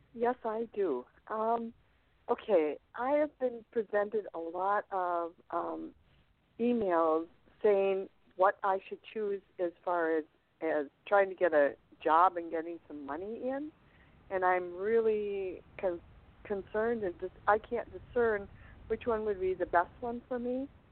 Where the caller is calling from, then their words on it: Rubicon, Wisconsin, United States; I'm calling from Rubicon, Wisconsin